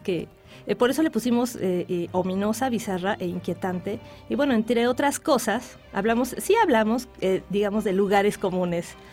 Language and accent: Spanish; Mexico; soy mexicana